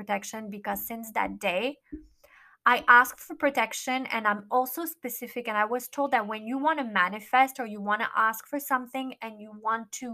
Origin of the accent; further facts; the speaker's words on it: Miami, Florida, United States; moved away; I wanted to be in Miami, which is my hometown